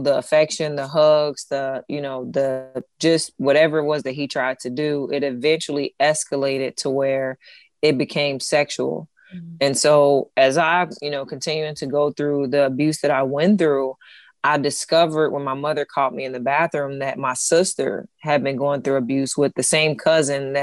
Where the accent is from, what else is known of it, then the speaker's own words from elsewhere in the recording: Cincinnati, Ohio, United States; moved away as an adult; also born or lived in Lithonia, Georgia; now in Texas, United States; I'm from Cincinnati. I was born in Cincinnati, raised till about, 12, and then I moved to Lathonia, Georgia